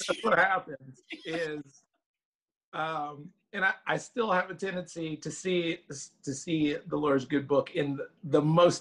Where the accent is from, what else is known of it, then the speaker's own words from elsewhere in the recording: Memphis, Tennessee, United States; now in Arkansas, United States; I'm from Tennessee originally.